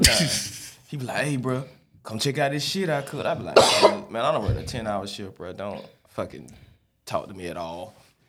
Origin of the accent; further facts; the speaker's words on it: the South, United States; I'm from the South.